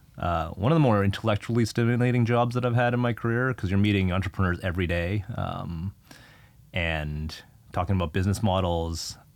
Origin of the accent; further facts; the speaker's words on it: Canada; you're Canadian, I'm Canadian. We should have kids. We should have those kids in Canada. And we moved back to Canada.